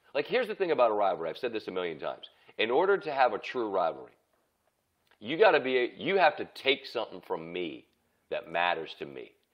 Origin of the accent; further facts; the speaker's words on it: Maryland, United States; I'm from Maryland